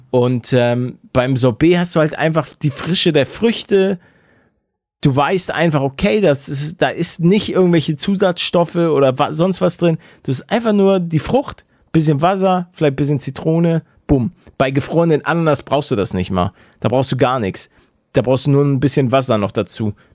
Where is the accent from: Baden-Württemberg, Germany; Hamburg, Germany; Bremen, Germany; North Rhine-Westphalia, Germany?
Hamburg, Germany; now in Bavaria, Germany; ich komme aus Hamburg.